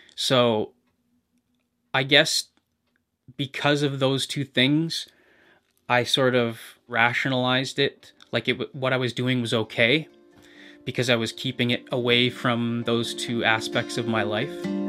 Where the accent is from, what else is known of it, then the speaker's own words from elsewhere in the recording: British Columbia, Canada; moved away as an adult; now in Hamilton, Canada; I'm originally from British Columbia, but I've lived in Hamilton for almost a decade.